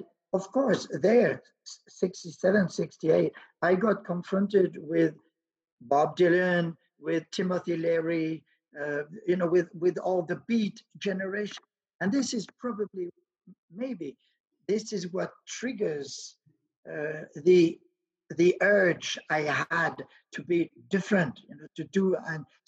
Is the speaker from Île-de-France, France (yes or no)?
no; Cherbourg, Normandy, France; English is a second language; moved away; I lived in Cherbourg, which is right in front of England